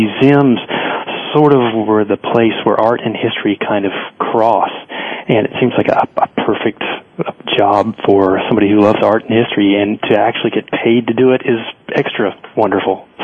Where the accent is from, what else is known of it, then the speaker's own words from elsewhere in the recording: Central North Carolina, United States; growing up in Central North Carolina